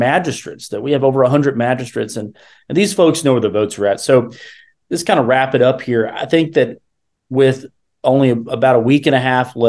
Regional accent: Georgetown, Kentucky, United States; I'm from Georgetown, which is in Central Kentucky, of course. We farm there. Family's been there for 200 years.

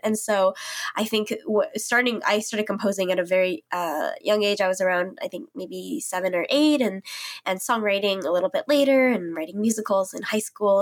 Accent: St. Louis, Missouri, United States; moved away as an adult; I grew up there in Saint Louis, um, an area called Ladue

